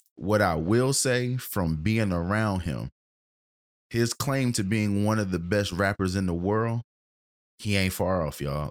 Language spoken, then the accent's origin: English; United States; we grew up in Middletown Manor